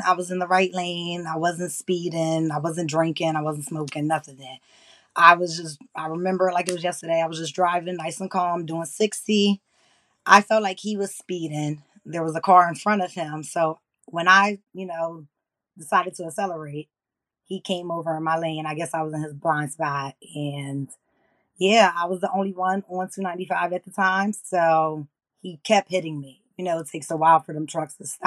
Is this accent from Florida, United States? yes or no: no; Plainfield, New Jersey, United States; I am from New Jersey. I'm from Plainfield